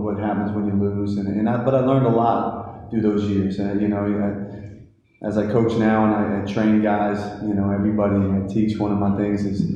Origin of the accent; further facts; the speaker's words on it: Hillsborough, New Jersey, United States; also born or lived in Bronx, New York; now in Greensboro, United States; I grew up in Hillsborough, New Jersey.